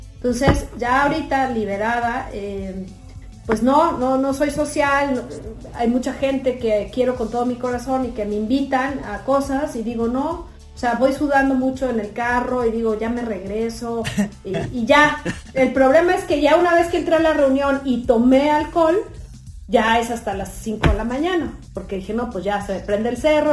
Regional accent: Puebla, Mexico; now in Guadalajara, Mexico; somos poblanos todos

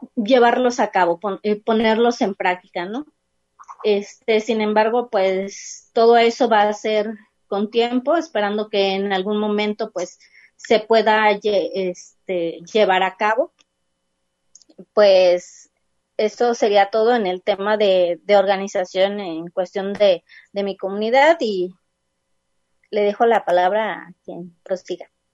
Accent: Huejutla, Hidalgo, Mexico; moved away as an adult; now in Guadalajara, Mexico; la comunidad de, mm, de donde soy, de Huejutla

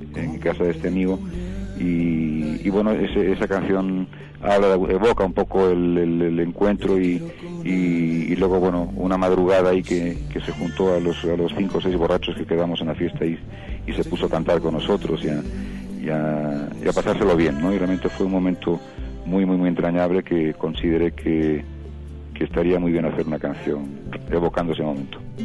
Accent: Philippines; moved away; cuando era pequeño y en Filipinas veía sus películas

